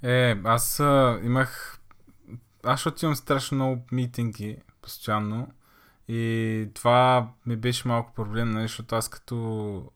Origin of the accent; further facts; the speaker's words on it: Targovishte, Targovishte Province, Bulgaria; moved away as an adult; now in Varna, Bulgaria; съм от Търговище, всъщност аз там съм родил, съм живял при 18 години